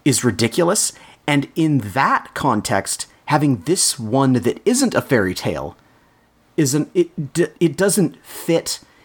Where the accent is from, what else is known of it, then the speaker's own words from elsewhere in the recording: Canada; We are Canadian